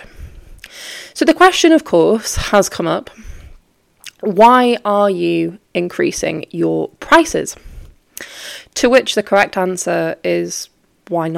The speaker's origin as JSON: {"language": "English", "region": "Yorkshire and the Humber", "country": "United Kingdom", "said": "I'm from Yorkshire."}